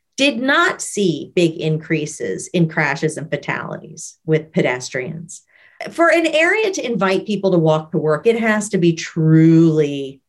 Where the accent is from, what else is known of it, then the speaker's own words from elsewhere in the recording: New Orleans, Louisiana, United States; also born or lived in Baton Rouge; I grew up in New Orleans